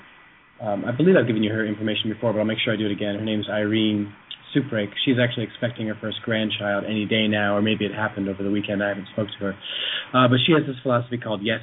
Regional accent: Vermont, United States; moved away; I'm from Vermont originally

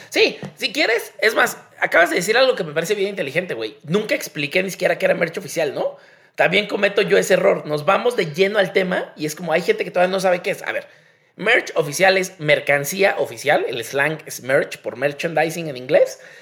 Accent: Mexico

